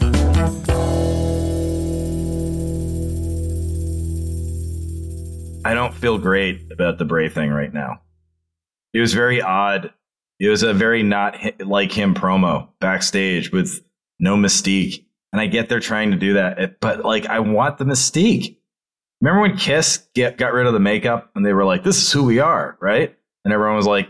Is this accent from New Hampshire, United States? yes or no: yes; New Hampshire, United States; I'm from New Hampshire.